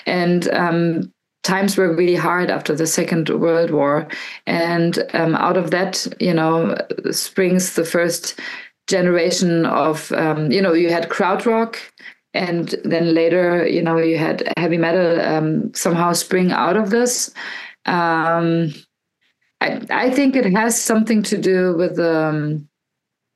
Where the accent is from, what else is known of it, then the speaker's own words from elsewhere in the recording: Berlin, Germany; I am actually from East Berlin and my parents were political enemies